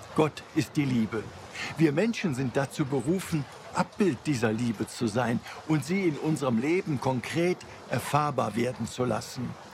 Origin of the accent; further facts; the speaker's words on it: Cologne, North Rhine-Westphalia, Germany; Ich bin ja in Mülheim auf der Schelsig aufgewachsen